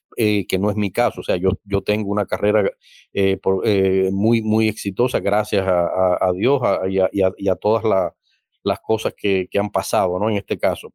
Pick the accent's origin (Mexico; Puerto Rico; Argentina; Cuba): Cuba; moved away as an adult; now in Germany; yo como cubano y además ciudadano alemán que trabajo en esa institución